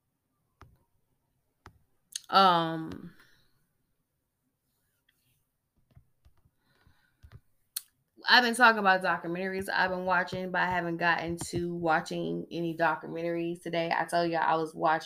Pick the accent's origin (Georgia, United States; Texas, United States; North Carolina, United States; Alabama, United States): Georgia, United States; I'm from Georgia